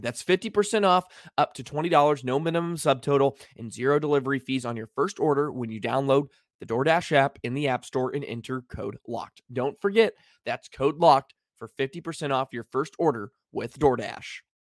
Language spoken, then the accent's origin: English; Dallas, Texas, United States; I grew up with hockey in Dallas